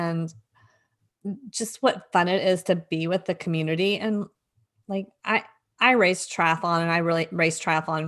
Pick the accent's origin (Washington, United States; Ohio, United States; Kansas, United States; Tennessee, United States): Tennessee, United States; Greeneville; moved away as an adult; now in Georgia, United States; I grew up in Greenville, which is another tiny town, really close